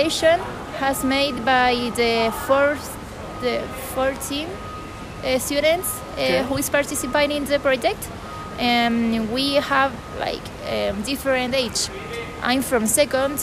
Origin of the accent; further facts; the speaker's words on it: Santiago, Santiago Metropolitan Region, Chile; English is a second language; I'm from Santiago